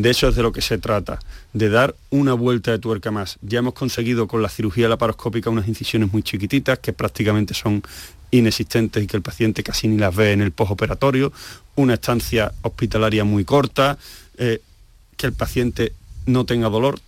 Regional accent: Seville, Andalusia, Spain; moved away as an adult; also born or lived in Asturias

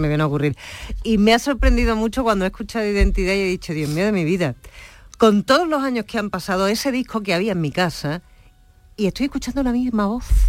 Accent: Andalusia, Spain; siendo andaluz

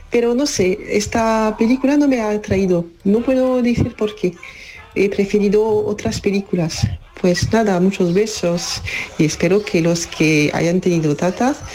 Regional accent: France; now in Seville, Spain; chicos, soy esa de Francia, pero sigo en Sevilla.

